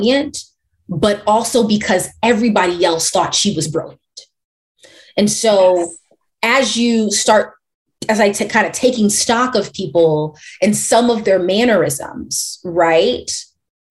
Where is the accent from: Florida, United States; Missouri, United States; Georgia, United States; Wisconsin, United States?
Missouri, United States; St. Louis; I come from St. Louis.